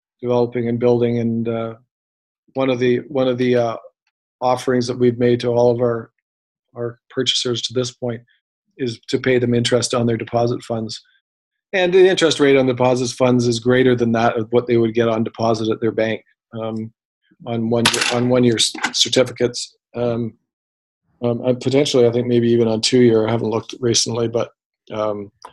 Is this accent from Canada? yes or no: yes; Toronto, Ontario, Canada; I'm from Toronto. My friends are from Toronto.